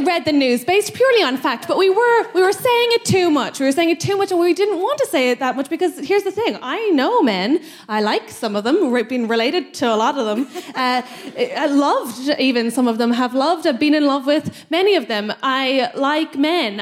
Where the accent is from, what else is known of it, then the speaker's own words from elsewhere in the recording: Ireland; as an Irish woman